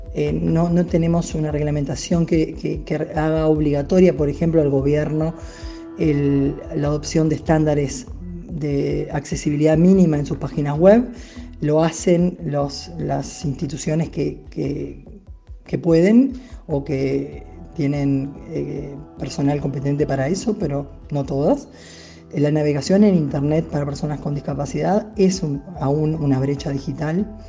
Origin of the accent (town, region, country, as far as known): Uruguay